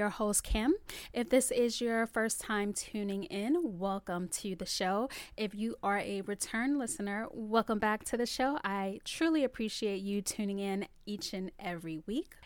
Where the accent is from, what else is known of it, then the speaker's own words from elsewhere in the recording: New York City, New York, United States; I'm from the Bronx, BX represents